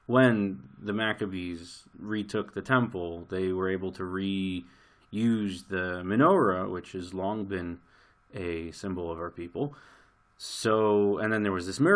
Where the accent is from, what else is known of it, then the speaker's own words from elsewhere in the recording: New York City, New York, United States; now in Jerusalem, Israel; I grew up in Brooklyn